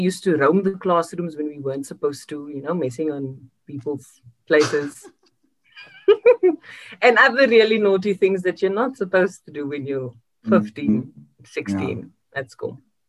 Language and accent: English; Cape Town, Western Cape, South Africa; I grew up in one house my entire life, which was my grandmother's house and now my mother's house in Lansdowne.